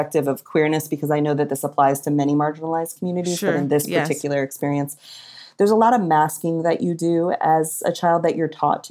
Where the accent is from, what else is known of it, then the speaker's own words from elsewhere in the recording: Connecticut, United States; I grew up in Connecticut.